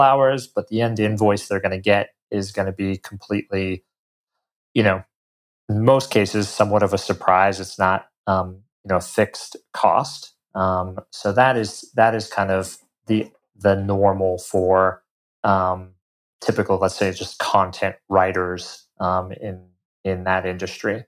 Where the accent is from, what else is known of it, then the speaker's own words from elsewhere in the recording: Colorado, United States; moved away as an adult; I'm originally from Colorado, um, grew up, you know, in the mountains there